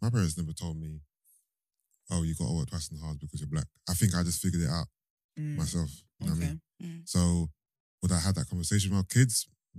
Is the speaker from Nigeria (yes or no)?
yes; Nigeria; He's got one eye on me because he thinks, because I'm Nigerian, I'm a certain type of guy.